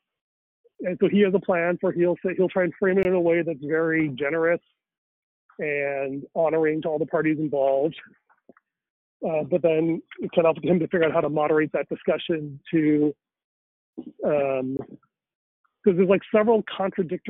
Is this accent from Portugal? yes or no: no; India; me as a Indian